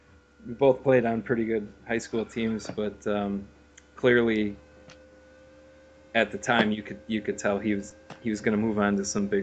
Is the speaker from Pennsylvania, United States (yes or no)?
no; Rochester, New York, United States; And Ryan Callahan, the other Rochester guy